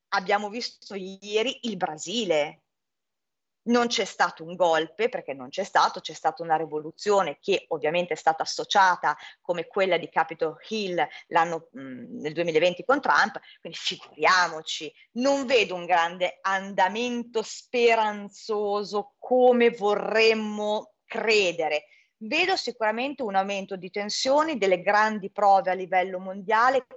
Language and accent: Italian; Milan, Lombardy, Italy; da milanese, che comunque è stata um, a Roma, è stata a Napoli, è stata in Calabria